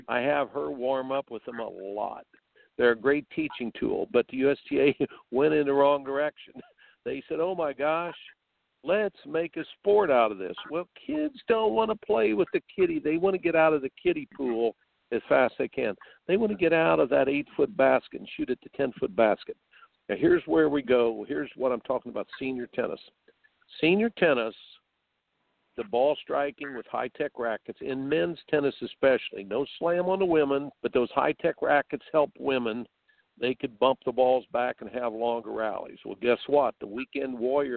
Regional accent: Indiana, United States; I grew up in Indiana

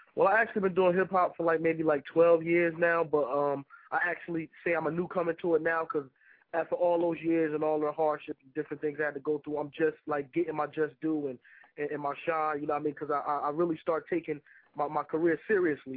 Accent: North New Jersey, United States; I'm from North New Jersey

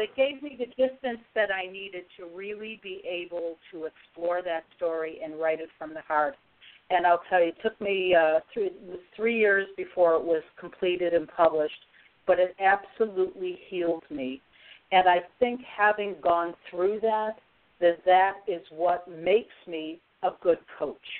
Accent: Syracuse, New York, United States; moved away; It's my hometown

